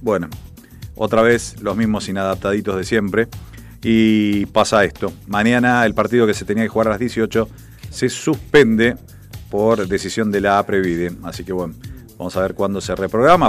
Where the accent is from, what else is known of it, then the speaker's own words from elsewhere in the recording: Argentina; Uno como argentino